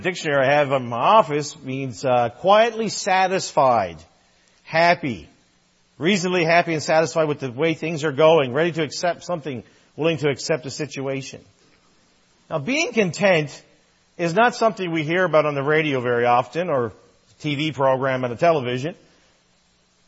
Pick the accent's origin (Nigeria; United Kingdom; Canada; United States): Canada; Newfoundland and Labrador; I'm a Newfoundlander, and you can call me Newfie, that's fine too, and really enjoyed humor growing up